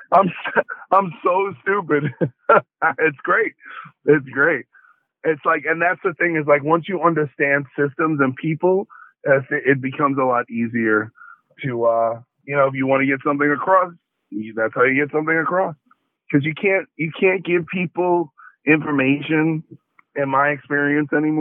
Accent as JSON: {"language": "English", "town": "New York City", "region": "New York", "country": "United States", "tie": "born or raised there", "said": "I grew up in Brooklyn, which is a mixed race city"}